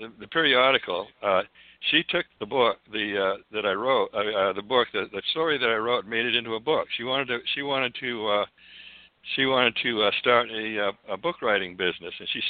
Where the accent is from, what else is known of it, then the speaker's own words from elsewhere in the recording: Falmouth, Maine, United States; also born or lived in Santa Cruz, California / Sedona, Arizona; now in Cottonwood, United States; I grew up in Maine, in Falmouth, Maine